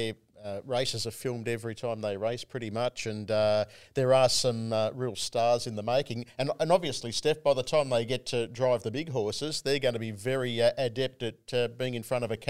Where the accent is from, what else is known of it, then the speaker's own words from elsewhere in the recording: Parramatta, New South Wales, Australia; born there; I figured that I was born in Parramatta Hospital way back when, so I'm going to go for Parramatta as well.